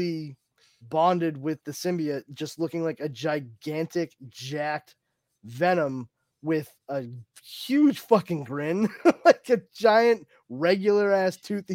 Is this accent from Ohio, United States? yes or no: no; Massachusetts, United States; I'm from Massachusetts, so I'm going to say aunt